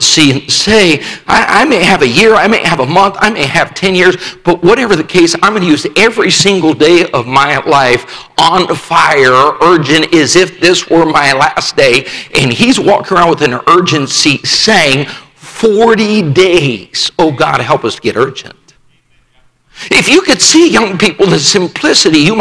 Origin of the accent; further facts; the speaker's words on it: Rifle, Colorado, United States; I grew up in Rifle, Colorado, a town of 1,500 at the time